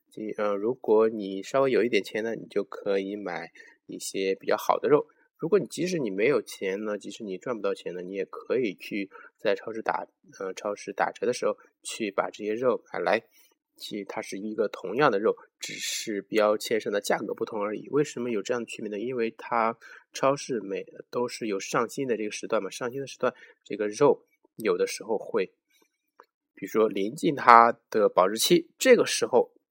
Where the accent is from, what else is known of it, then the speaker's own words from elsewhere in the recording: China; 我们中国人呢，对钱的热爱